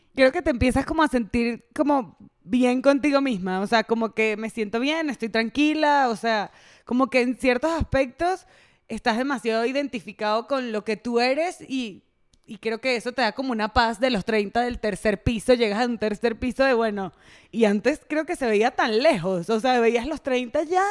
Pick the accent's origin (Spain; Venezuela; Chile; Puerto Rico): Venezuela; accent: Venezuelan; now in Mexico; Yo soy venezolana, venezolanísima